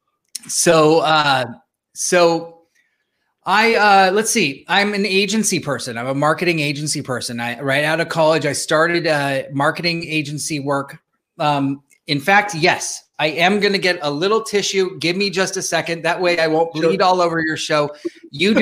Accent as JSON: {"language": "English", "town": "San Jose", "region": "California", "country": "United States", "tie": "born or raised there", "said": "I grew up here in San Jose, California"}